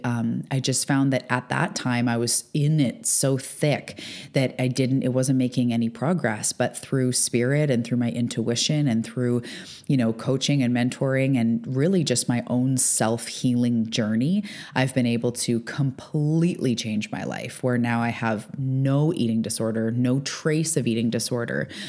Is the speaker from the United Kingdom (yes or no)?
no; Canada; now in Vancouver Island, Canada; I'm a Canadian on the west coast of Canada on Vancouver Island